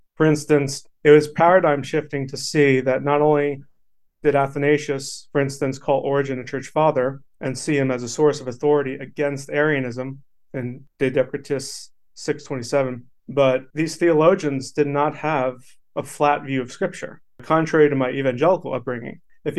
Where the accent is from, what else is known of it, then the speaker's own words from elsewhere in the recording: New York, United States; born there; I was born in New York and raised Christian from birth. And throughout my life, I personally experienced 10 different denominations throughout three different states